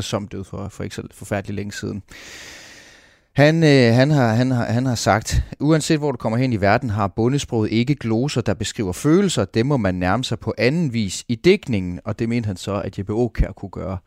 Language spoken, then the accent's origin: Danish; Onsild, near Hobro, North Jutland, North Denmark Region, Denmark; moved away; jeg er opvokset, jeg kan, det kan knap nok kaldes Nordjylland, det er det aller sydvestligste af Nordjylland, det hedder Undsild, det er uden for Hobro